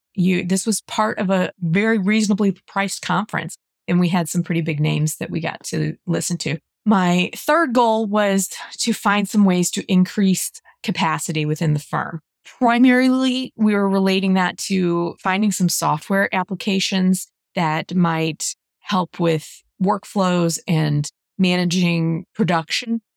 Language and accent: English; St. Louis, Missouri, United States; my hometown. So it was here in Saint Louis.